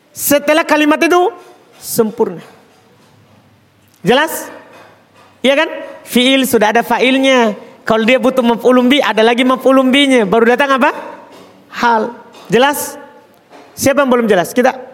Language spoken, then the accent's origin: Indonesian; Jeneponto, South Sulawesi, Indonesia; Kita orang Jeneponto padi, pasti tahu tentang kuda.